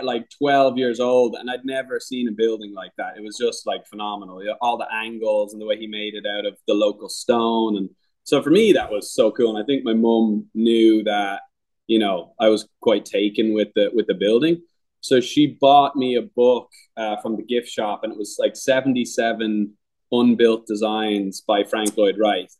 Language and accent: English; Ireland; moved away; also born or lived in Albuquerque, New Mexico / Dublin; I'm from Ireland originally, but at the time I was living in Albuquerque, New Mexico with my family.